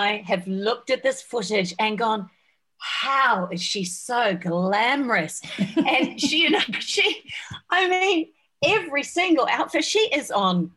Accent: New Zealand; I grew up in New Zealand

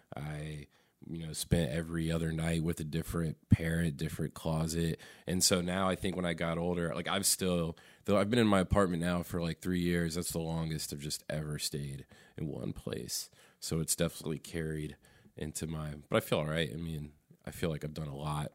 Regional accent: Raleigh, North Carolina, United States; I'm from Raleigh. I'm from here, North Carolina. I've never left North Carolina either

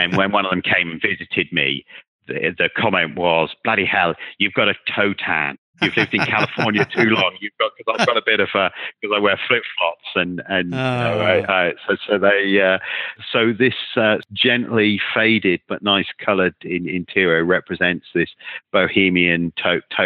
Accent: United Kingdom; I'm British

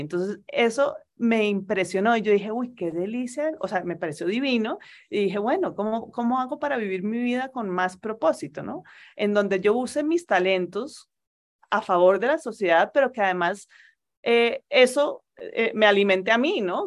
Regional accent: Colombia; moved away as an adult; also born or lived in Spain / Turkey; Mi marido y yo ambos somos colombianos, ambos teníamos toda nuestra familia aquí en Colombia

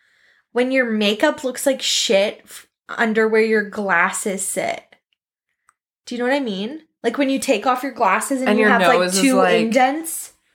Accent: Stratford, Ontario, Canada; I grew up in Stratford.

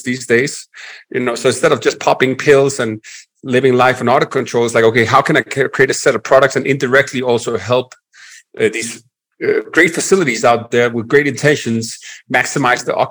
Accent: Denmark; accent: Danish; English is a second language; also born or lived in Florida / Nicaragua; now in Medellin, Colombia; I'm originally from Denmark, Europe, hence the accent

